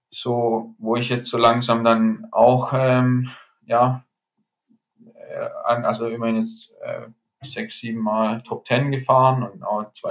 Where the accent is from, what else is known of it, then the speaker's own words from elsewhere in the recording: Germany; genau, Deutsch als Deutscher sicherlich auch nicht zu benachteiligt. Einfach weil vielleicht bei uns auch ja